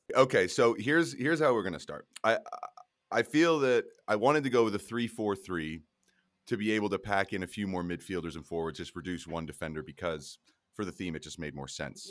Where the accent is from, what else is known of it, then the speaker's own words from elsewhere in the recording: Colorado, United States; I'm from Colorado. I live in Denver.